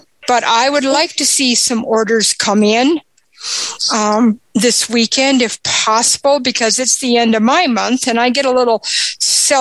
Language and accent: English; Aberdeen, South Dakota, United States; I'm from Aberdeen, South Dakota.